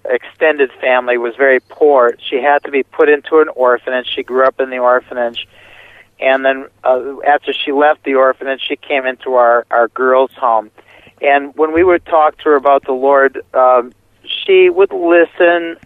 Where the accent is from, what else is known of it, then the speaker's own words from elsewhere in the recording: United States; moved away as an adult; also born or lived in Milwaukee, Wisconsin; now in Romania; being an American